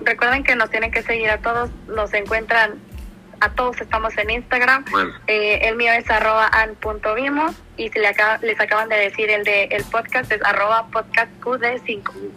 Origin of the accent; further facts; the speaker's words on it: Mexico; como mexicanos